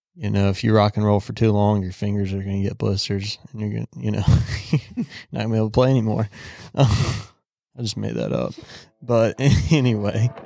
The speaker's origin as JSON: {"language": "English", "region": "the South", "country": "United States", "tie": "born or raised there", "said": "growing up in the South"}